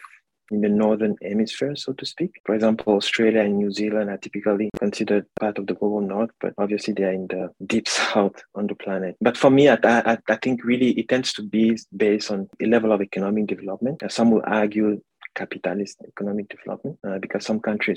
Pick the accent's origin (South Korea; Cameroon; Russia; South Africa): Cameroon; moved away as an adult; now in Toronto, Canada; I'm originally from Cameroon